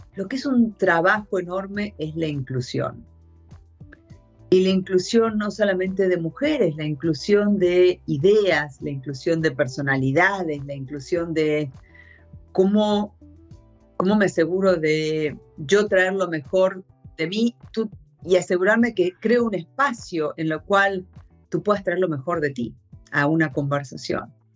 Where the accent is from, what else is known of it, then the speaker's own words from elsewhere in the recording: Argentina; first language Spanish; moved away as an adult; also born or lived in United States / Japan; yo soy de Argentina, pero, pero me, eh, en el año noventa y seis me surgió la oportunidad de salir hacia una posición en Estados Unidos, y entonces me fui de Argentina a Estados Unidos